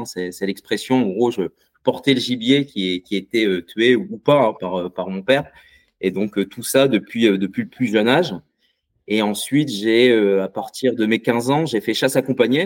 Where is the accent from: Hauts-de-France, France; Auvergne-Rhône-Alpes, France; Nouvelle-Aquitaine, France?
Hauts-de-France, France; Bay of the Somme; je viens, de la baie de Somme